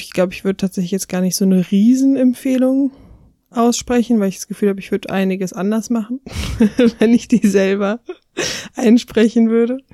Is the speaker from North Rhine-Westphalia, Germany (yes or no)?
yes; near Cologne, North Rhine-Westphalia, Germany; ich komme aus der Nähe von Köln